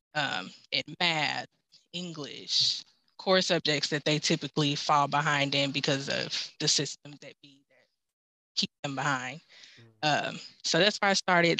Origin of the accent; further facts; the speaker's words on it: Memphis, Tennessee, United States; I'm from Memphis